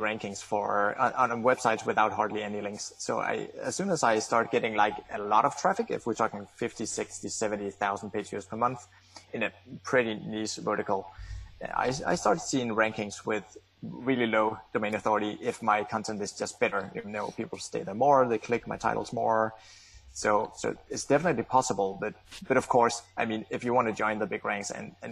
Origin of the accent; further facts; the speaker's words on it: Denmark; English is a second language; I'm from Denmark